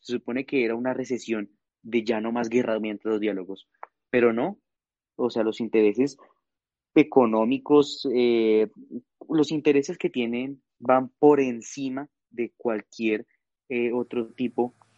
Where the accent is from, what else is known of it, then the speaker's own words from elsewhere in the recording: Colombia; nosotros como colombianos